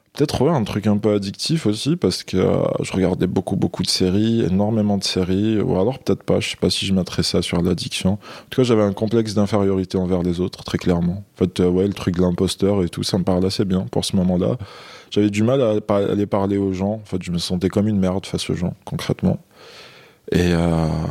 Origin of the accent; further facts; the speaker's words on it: Algeria; moved away as an adult; now in France; je suis né en Algérie. J'ai grandi là-bas.